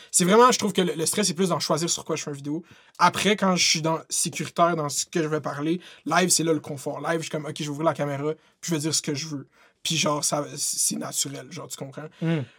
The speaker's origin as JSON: {"language": "French", "region": "Quebec", "country": "Canada", "said": "je suis québécois"}